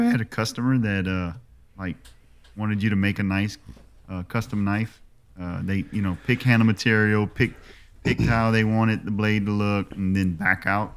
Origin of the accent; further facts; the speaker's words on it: Louisiana, United States; I'm from Louisiana.